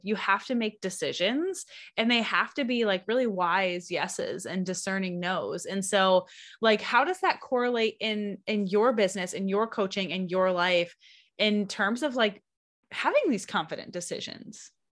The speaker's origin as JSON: {"language": "English", "region": "Lower Michigan", "country": "United States", "moved": "yes", "lives_now": "Alaska, United States", "said": "I'm originally from the Midwest, from Michigan"}